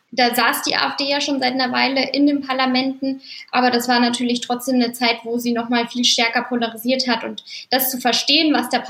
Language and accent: German; Saxony, Germany; Also ich komme selber auch aus Sachsen und äh, bin da aufgewachsen